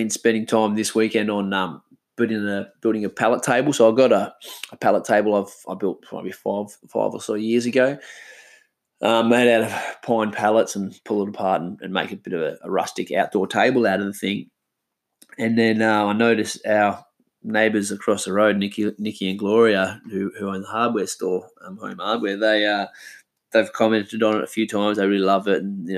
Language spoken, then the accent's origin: English; Karratha, Western Australia, Australia; I grew up in Karratha as a kid